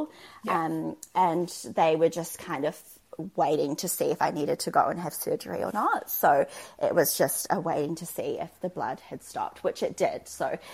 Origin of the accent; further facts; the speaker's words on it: Auckland, New Zealand; now in Christchurch, New Zealand; we live in Christchurch, we're from Auckland, we don't have any family here.